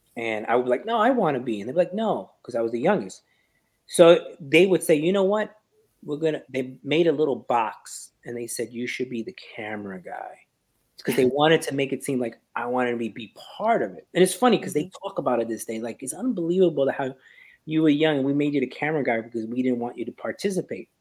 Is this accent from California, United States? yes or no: no; New York, United States; I'm from New York